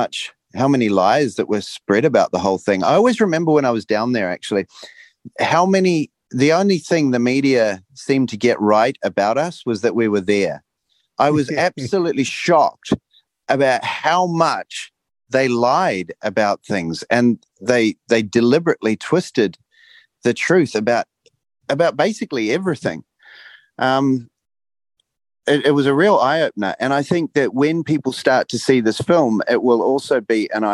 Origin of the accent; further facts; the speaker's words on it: Rotorua, Bay of Plenty, New Zealand; My hometown